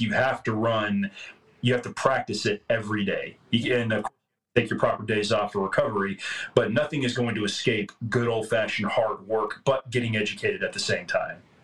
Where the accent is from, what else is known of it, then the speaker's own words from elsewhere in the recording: Tyler, Texas, United States; I grew up here in Tyler, Texas